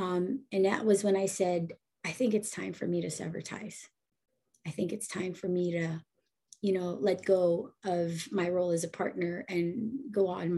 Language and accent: English; Bay Area, California, United States; also born or lived in Philippines; a Filipino American who was born in the Philippines and then moved when I was way younger to the Bay Area and really settled there